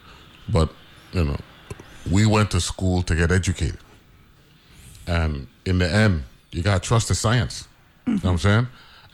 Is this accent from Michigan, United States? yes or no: no; New York, United States; now in St. Croix, US Virgin Islands; Of course, everybody on the station knows that I was born in New York. You know what I'm saying? A part of that migration of Virgin Islanders who were born in New York.